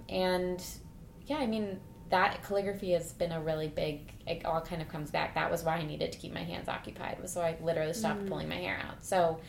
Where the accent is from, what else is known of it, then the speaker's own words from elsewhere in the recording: Cleveland, Ohio, United States; Oh, I'm from Cleveland.